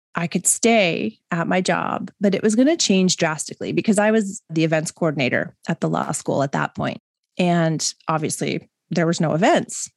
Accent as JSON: {"language": "English", "town": "Mississauga", "region": "Ontario", "country": "Canada", "tie": "born or raised there", "also_born_or_lived": "West Vancouver", "said": "I grew up in Mississauga."}